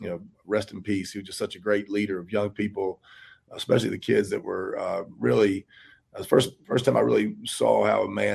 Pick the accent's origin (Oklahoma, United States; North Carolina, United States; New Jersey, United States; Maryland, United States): North Carolina, United States; Charlotte; I'm old now. It's a lot. I, born and raised in Charlotte. My whole family's been from Charlotte forever. I went to South Mech.